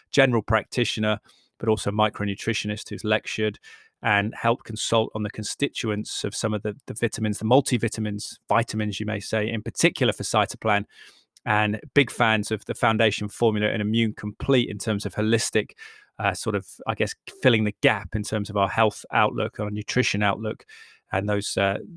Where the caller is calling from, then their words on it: Cheltenham, South West England, United Kingdom; Uh, I'm speaking from Cheltenham, by the way, in the west of England, in case you're new to the podcast.